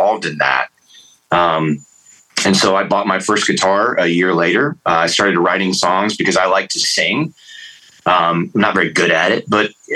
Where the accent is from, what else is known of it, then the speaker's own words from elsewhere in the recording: Atlanta, Georgia, United States; moved away as an adult; also born or lived in Tacoma, Washington / the South; now in North Carolina, United States; I grew up in the Atlanta punk rock scene and the Oi scene